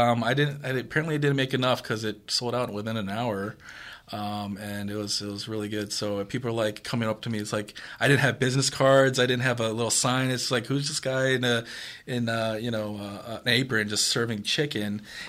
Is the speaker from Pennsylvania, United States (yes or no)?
yes; Philadelphia, Pennsylvania, United States; moved away as an adult; also born or lived in Los Angeles; now in Madison, United States; I'm Korean American. I was born in Philadelphia. Recently moved to Madison from Los Angeles last year in August. Work brought me to Madison.